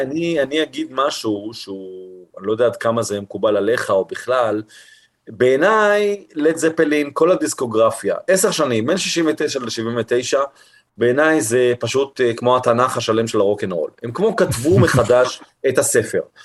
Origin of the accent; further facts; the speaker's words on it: Holon, Tel Aviv District, Israel; כילד שגדל בפרברים, בחולון